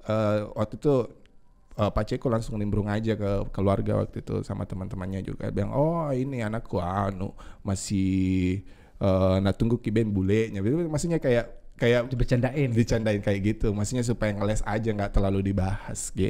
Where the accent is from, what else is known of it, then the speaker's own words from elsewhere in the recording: Selayar, South Sulawesi, Indonesia; saya aslinya dari pulau. Pulau mana?